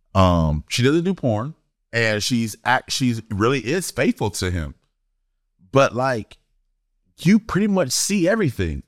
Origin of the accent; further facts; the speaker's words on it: Florida, United States; moved away; I'm from Florida, East Coast, nineties